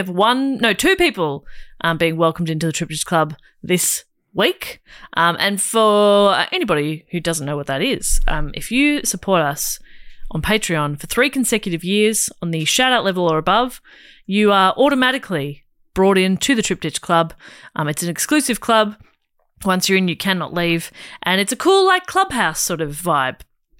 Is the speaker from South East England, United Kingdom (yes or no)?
no; Scotland, United Kingdom; Being Irish, but, you know, raised in Scotland.